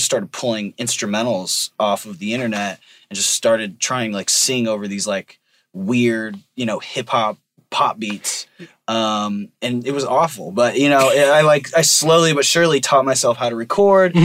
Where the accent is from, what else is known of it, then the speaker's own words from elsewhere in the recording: Riverside, California, United States; I grew up in Riverside